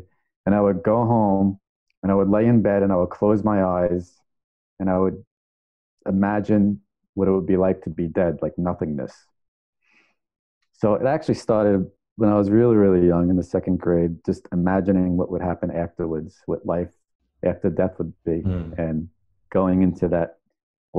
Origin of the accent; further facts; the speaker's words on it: New York, United States; I grew up in New York